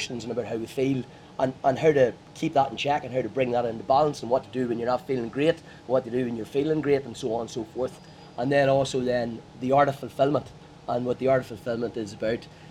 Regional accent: Armagh, Northern Ireland, United Kingdom; I'm from Armagh

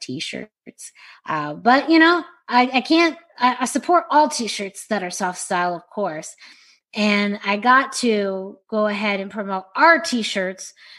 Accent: Southwest, United States; kid growing up in the Southwest

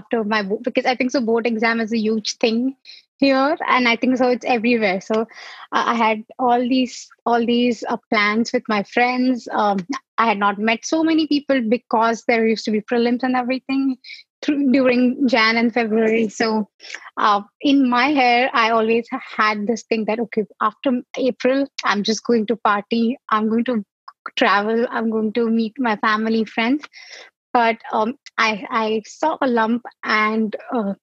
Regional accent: Mumbai, Maharashtra, India; moved away; I am originally from Mumbai, India.

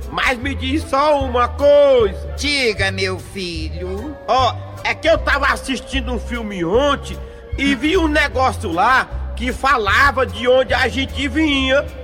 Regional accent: Icó, Ceará, Brazil; now in Itapevi, Brazil; Eu sou natural da cidade de Icó, Ceará

